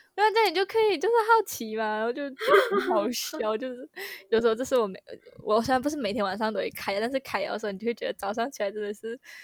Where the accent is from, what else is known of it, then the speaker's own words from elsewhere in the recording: Malaysia; 我们 Malaysian 人